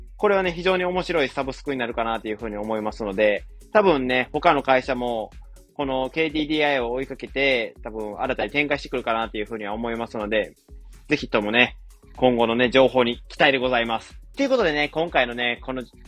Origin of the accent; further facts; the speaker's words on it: Wakayama, Japan; now in Osaka, Japan; 大阪今住んでるんですけど、大体ね、1万以上はするんですよ。地元の和歌山とかやったら